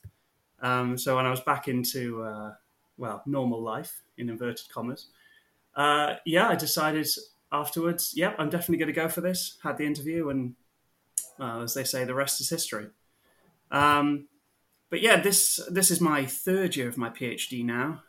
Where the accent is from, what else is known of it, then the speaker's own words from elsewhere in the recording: Mid Wales, United Kingdom; moved away as an adult; now in Kentucky, United States; I am from Mid Wales, rural Mid Wales.